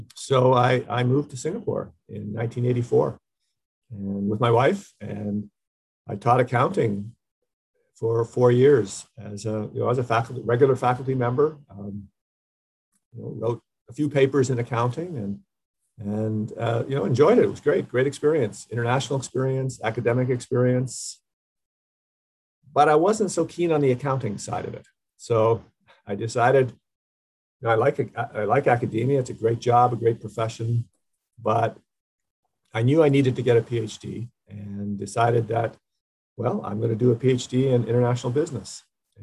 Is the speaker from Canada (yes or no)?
yes; Canada; I grew up in a pretty small town and had never traveled anywhere, really. I've been to the United States a couple of times. I'm from Canada.